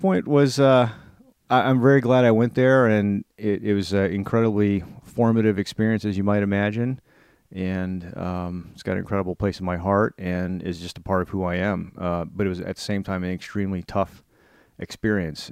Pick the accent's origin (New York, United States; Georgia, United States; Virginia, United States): Virginia, United States; Northern; growing up in Northern Virginia